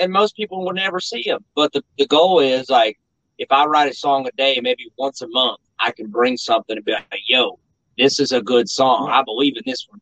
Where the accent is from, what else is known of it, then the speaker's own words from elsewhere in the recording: Mount Sterling, Kentucky, United States; I'm also from Mount Sterling